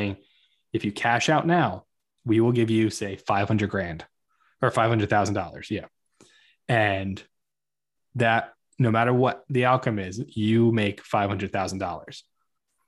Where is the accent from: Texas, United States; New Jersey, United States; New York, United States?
New Jersey, United States; I grew up in New Jersey